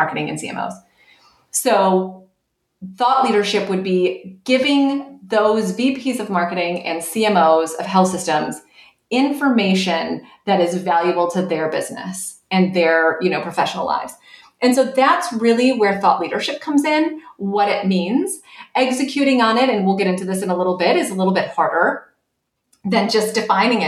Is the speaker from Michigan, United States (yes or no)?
yes; right outside of Detroit, Michigan, United States; I grew up in Michigan, right outside of Detroit